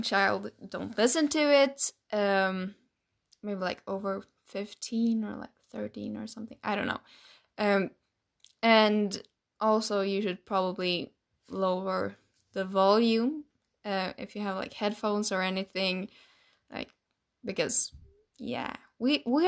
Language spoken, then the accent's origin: English; Sweden; English is a second language; we're from Sweden